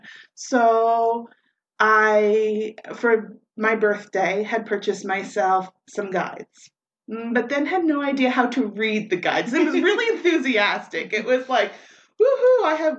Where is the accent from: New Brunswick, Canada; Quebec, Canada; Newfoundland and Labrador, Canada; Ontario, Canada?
New Brunswick, Canada; Moncton; I was born and raised here in Moncton. I've lived here most of my life